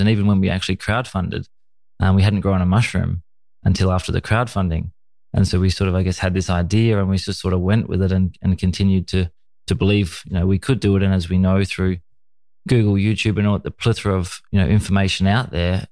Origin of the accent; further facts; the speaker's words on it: Australia; my childhood was uh, a typical you know Australian young boy watching you know football on the TV and playing cricket in the in the summers